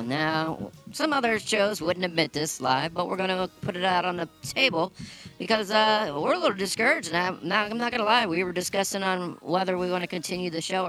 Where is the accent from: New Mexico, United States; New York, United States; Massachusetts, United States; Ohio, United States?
Ohio, United States; Akron; We hail from Akron.